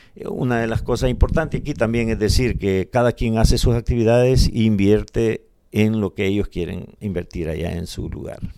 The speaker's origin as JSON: {"language": "Spanish", "town": "Guatajiagua", "region": "Morazán", "country": "El Salvador", "tie": "born or raised there", "moved": "yes", "lives_now": "United States", "said": "Yo soy de Morazán, de un departamento de Morazán y de un municipio que se llama Guatajiagua. De ahí soy originario."}